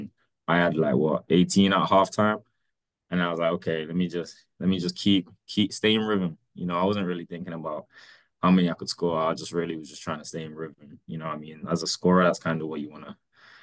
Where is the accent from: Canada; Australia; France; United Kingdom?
United Kingdom; England; now in United States; I'm this kid from England